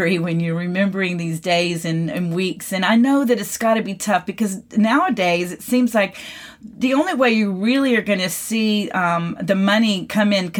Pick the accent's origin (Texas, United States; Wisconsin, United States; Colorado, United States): Texas, United States; McKinney; my hometown here in McKinney, Texas